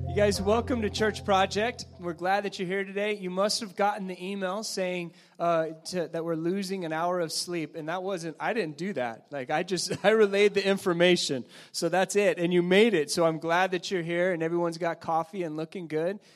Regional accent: Ordway, Colorado, United States; growing up in Ordway, Colorado

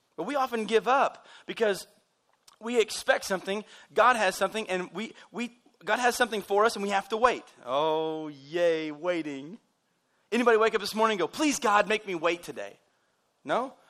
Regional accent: United States; We're American people

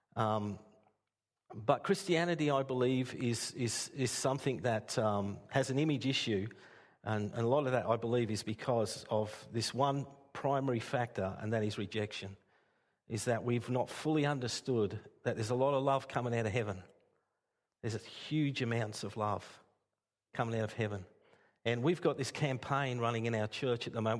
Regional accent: Castlemaine, Victoria, Australia; moved away as an adult; now in Port Stephens, Australia; I was raised in Castlemaine

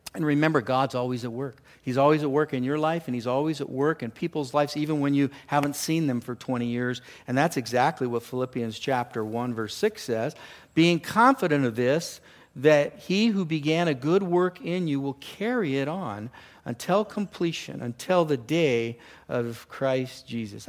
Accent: California, United States; moved away; I grew up down in California in the ocean

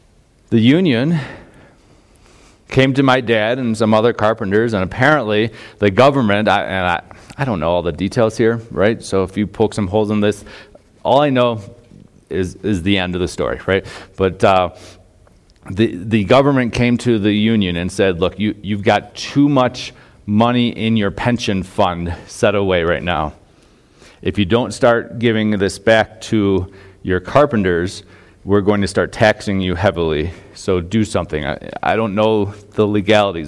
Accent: Chardon, Ohio, United States; moved away; I grew up in Northeast Ohio, a small town, Chardon, Ohio

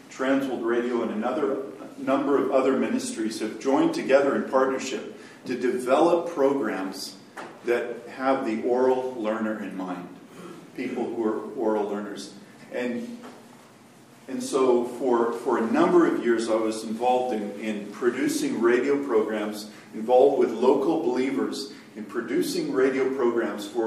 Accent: Côte d’Ivoire; But I was born in Cote d'Ivoire and raised there.

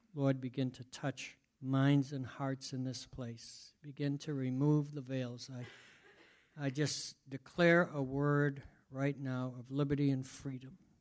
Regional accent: Boston, Massachusetts, United States; I'm Bostonian, so it's easy for me to lose letters.

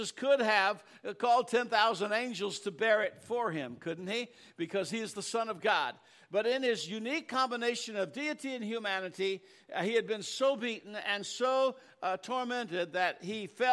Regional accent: United States; I am thankful to be an American

